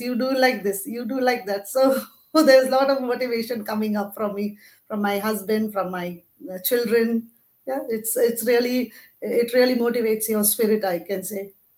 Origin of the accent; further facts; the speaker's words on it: Mumbai, Maharashtra, India; now in Abu Dhabi, United Arab Emirates; I am basically from Mumbai, India, currently living in Abu Dhabi, UAE with my family.